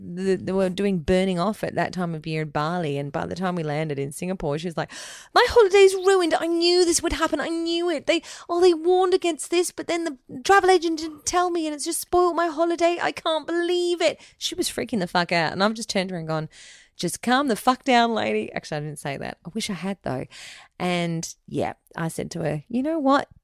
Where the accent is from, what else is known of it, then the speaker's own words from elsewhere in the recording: Ireland; we're Irish